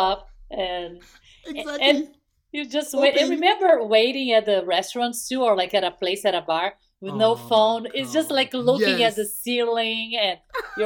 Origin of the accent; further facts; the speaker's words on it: Brazil; English is a second language; moved away; I'm from Brazil. Everyone, I don't know if you can tell by the accent